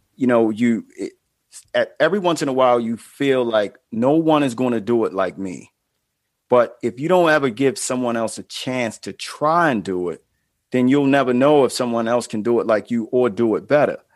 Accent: Baltimore, Maryland, United States; I'm from Baltimore

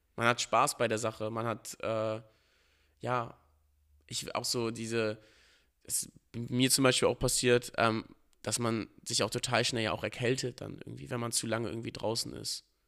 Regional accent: Northern Germany, Germany; Natürlich sieht man sich als Norddeutscher so. Also man ist ja auch damit aufgewachsen, mit allem, was hier dazugehört

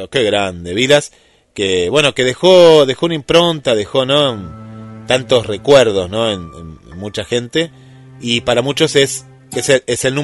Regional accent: Buenos Aires, Argentina; born there; Yo nací en Capital Federal

